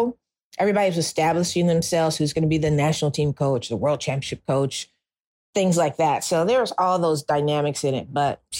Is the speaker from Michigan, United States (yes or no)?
yes; Detroit, Michigan, United States; I did not grow up in some crazy place where people didn't fight for their rights. I'm from Detroit.